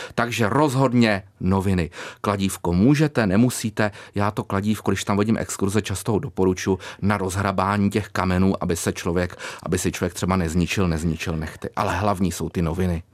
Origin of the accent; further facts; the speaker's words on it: Králův Dvůr, Central Bohemian Region, Czechia; já pocházím z Králova dvora, takže je to oblast mě blízká